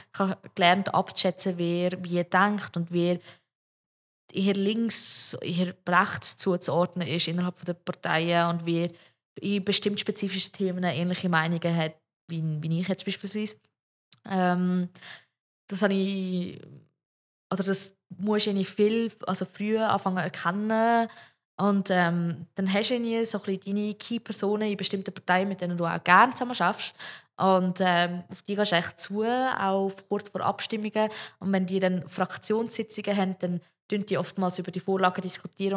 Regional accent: Zug, Switzerland; ich komme aus dem Kanton Zug

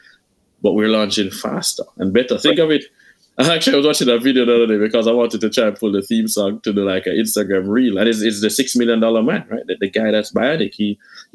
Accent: Jamaica; I'm Jamaican

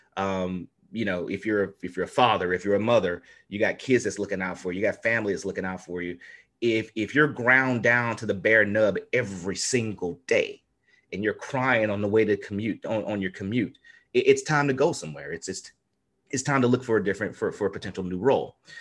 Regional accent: Natchitoches, Louisiana, United States; we come from Little Natchitoches, home of the meat pies

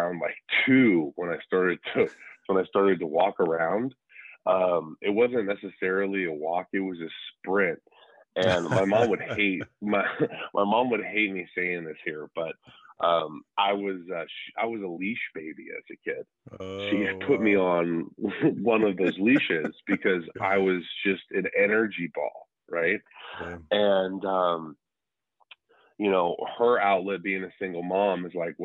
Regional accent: Tucson, Arizona, United States; also born or lived in San Diego, California / Southern California; I was born in Tucson, Arizona, the desert

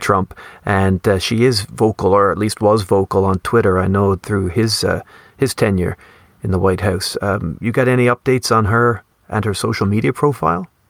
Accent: Canada; growing up in Canada

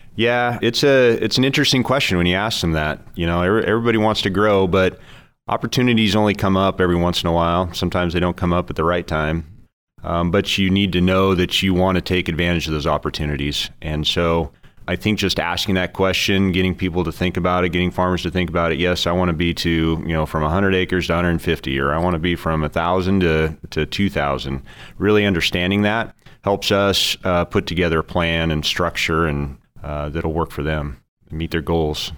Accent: Orland, California, United States; also born or lived in Oregon / Patterson, California / Turlock, California; I grew up in Northern California, small town at Orland, West Chico

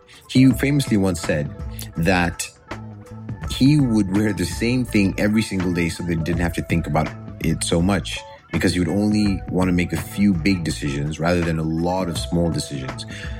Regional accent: Botswana; also born or lived in Nigeria; I'm originally from Botswana and Nigeria.

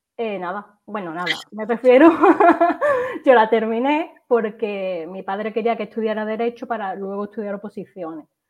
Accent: Seville, Andalusia, Spain; now in Málaga, Spain; yo soy de Sevilla originariamente y vivo en Málaga

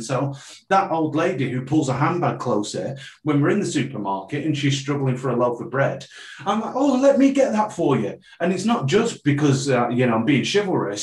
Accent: Preston, North West England, United Kingdom; I was born in Preston

